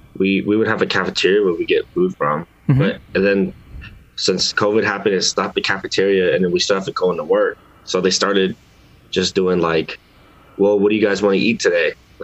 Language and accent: English; Seattle, Washington, United States; I was born right here in Seattle, Washington.